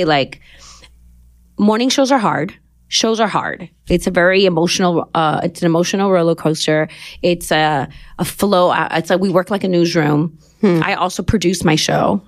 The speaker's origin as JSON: {"language": "English", "town": "Los Angeles", "region": "California", "country": "United States", "tie": "born or raised there", "moved": "as an adult", "lives_now": "New York, United States", "said": "Born and raised in Los Angeles, mid-city."}